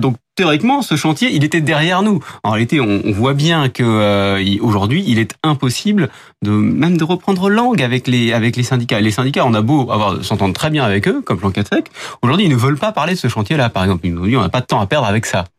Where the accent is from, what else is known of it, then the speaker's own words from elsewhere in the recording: France; chez nous en France